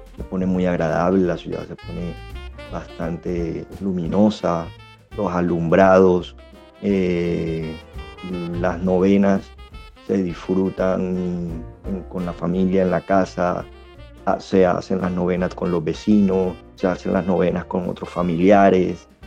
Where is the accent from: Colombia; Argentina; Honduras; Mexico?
Colombia; Barranquilla, Atlántico; Soy de Barranquilla en el Departamento del Atlántico